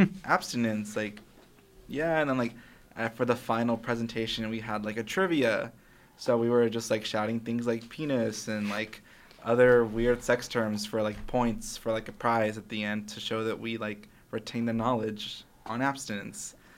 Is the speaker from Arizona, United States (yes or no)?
yes; Casa Grande, Arizona, United States; I'm about an hour south in Casa Grande